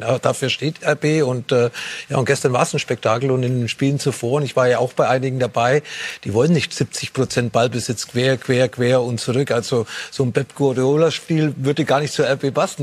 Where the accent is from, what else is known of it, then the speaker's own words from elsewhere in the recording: Nuremberg/Fürth area, Bavaria, Germany; moved away; in meiner alten Heimat